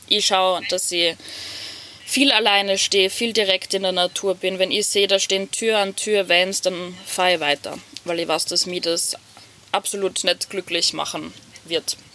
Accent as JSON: {"language": "German", "town": "Hitzendorf", "region": "Styria", "country": "Austria", "tie": "born or raised there", "said": "sitze gerade in meinem Van in Hitzendorf, meiner Heimatgemeinde"}